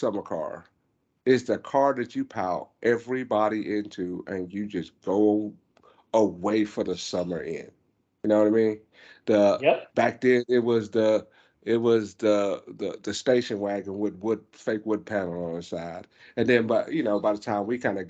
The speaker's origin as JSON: {"language": "English", "town": "Myrtle Beach", "region": "South Carolina", "country": "United States", "tie": "born or raised there", "said": "I grew up in Myrtle Beach"}